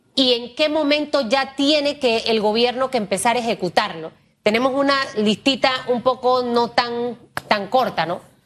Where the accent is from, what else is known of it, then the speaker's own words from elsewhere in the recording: Panama; yo como panameña, como periodista, como eh, pequeña empresaria